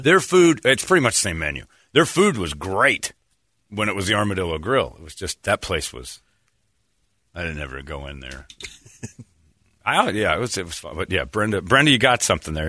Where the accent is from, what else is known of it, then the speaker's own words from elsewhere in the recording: Indiana, United States; I'm from Indiana